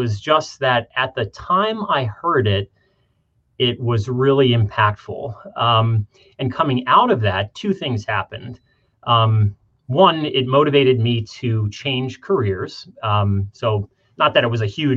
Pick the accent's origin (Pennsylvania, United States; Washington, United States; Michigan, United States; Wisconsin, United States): Pennsylvania, United States; Scranton; moved away as an adult; I grew up in the Scranton area.